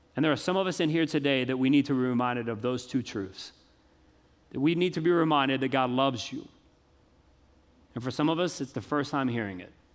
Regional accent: the South, United States; I grew up in the South my whole life.

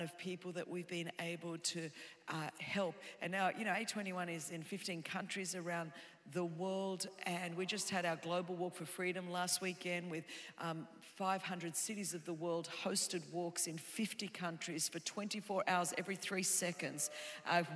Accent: Australia; now in Southern California, United States; I was raised in Australia

